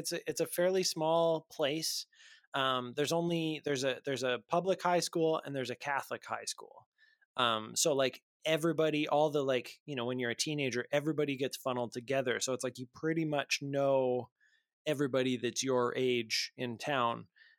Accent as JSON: {"language": "English", "town": "Lloydminster", "country": "Canada", "tie": "born or raised there", "said": "I grew up in Lloydminster, which is just a couple hours outside of Edmonton."}